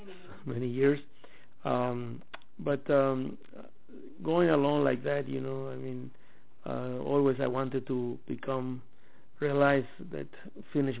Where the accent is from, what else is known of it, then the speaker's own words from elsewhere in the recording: Puerto Armuelles, Chiriquí, Panama; English is a second language; moved away as an adult; also born or lived in Mexico / Honduras; I was born in Panama, in a corner of Panama, close to the border with Costa Rica, in a town named Puerto Armuelles